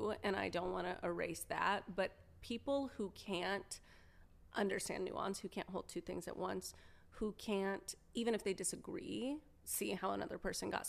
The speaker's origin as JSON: {"language": "English", "region": "Oklahoma", "country": "United States", "tie": "born or raised there", "moved": "yes", "said": "we drove all the way through Eastern Oklahoma to get to my hometown"}